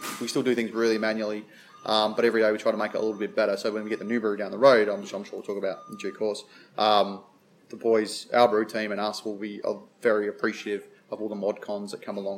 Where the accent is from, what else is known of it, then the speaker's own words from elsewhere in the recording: South Australia, Australia; Being South Australian